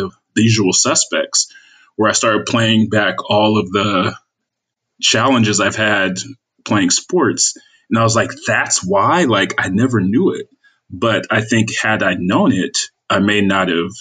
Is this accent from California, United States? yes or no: yes; Inglewood, California, United States; moved away; I'm from a small city called Inglewood, California, born and raised.